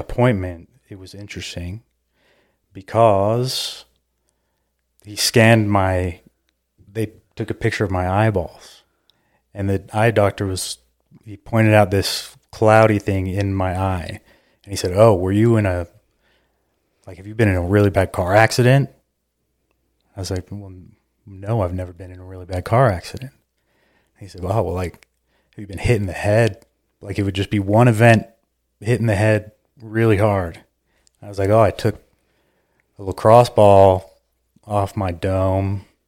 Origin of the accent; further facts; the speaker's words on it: Cedar Hills, Utah, United States; I grew up in Cedar Hills, Utah